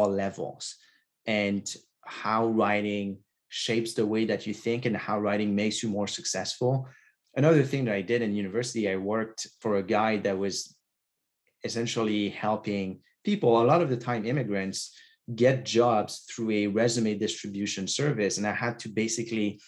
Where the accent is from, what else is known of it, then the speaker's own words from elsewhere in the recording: Quebec, Canada; first language French; English is a second language; now in Toronto, Canada; I grew up in Quebec, so in a small town. And so most of Quebec is French speaking. And so I grew up in French.